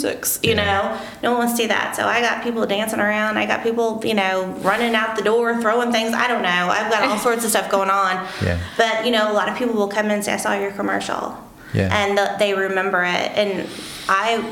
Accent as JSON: {"language": "English", "town": "Marion", "region": "Illinois", "country": "United States", "tie": "born or raised there", "also_born_or_lived": "Johnston City", "said": "I was born and raised in Marion"}